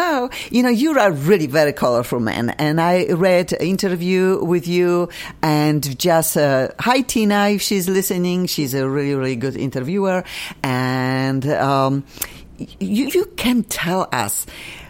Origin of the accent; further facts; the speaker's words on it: Poland; English is a second language; moved away as an adult; now in United States; I have real past when it comes to entertainment business in my country, and I'm a singer, songwriter